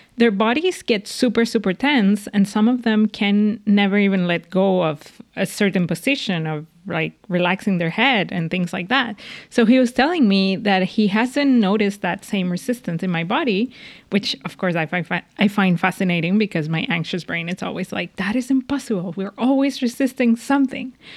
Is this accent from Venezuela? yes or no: yes; Venezuela; moved away; I'm from Venezuela